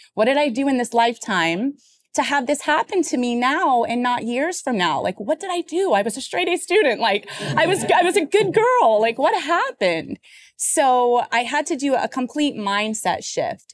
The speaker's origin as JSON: {"language": "English", "region": "Florida", "country": "United States", "moved": "yes", "lives_now": "New York City, United States", "said": "I'm originally from Florida"}